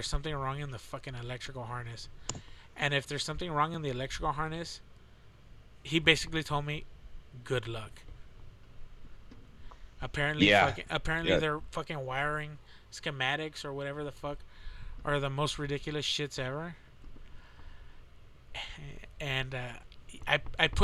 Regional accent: Texas, United States; we're from Texas

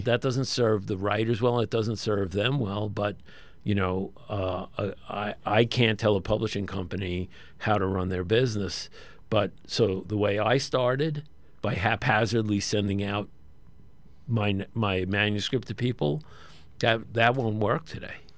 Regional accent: New York City, New York, United States; I'm actually from an area of Brooklyn that borders Coney Island, Brighton Beach, Cheapside Bay, and Graves End

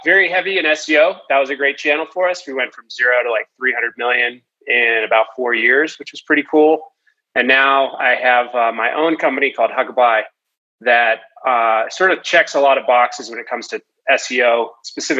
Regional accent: Boston, Massachusetts, United States; I was a ski racer growing up from the East Coast. I'm from the Boston area

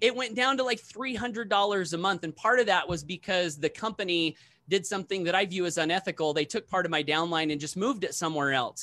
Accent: Blackfoot, Idaho, United States; my very first meeting here in my hometown of Blackfoot, Idaho

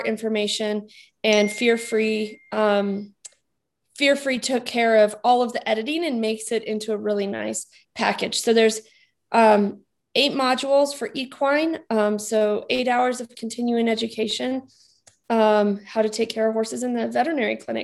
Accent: New Mexico, United States; moved away; I grew up in New Mexico

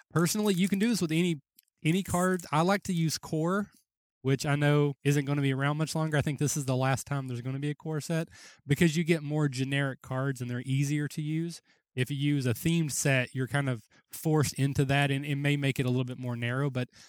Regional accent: Kentucky, United States; again, I'm from Kentucky

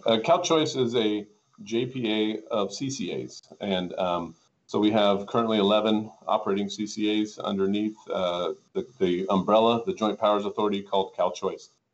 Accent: Tehachapi, California, United States; also born or lived in Lancaster, California; as the city manager of Tehachapi, um, oddly when I was 26 years old

